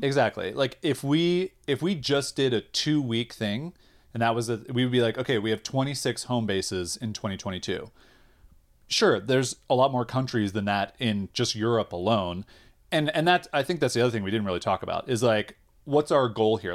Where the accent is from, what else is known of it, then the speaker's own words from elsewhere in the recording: United States; we're American